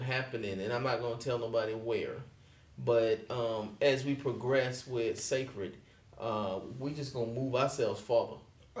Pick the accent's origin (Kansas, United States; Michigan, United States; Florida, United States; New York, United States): Florida, United States; Milton; also born or lived in Pensacola; my hometown, Milton.